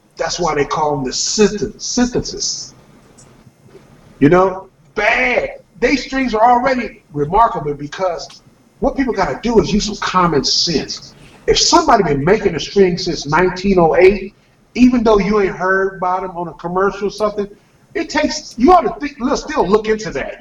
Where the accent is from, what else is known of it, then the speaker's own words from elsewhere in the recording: California, United States; I'm from California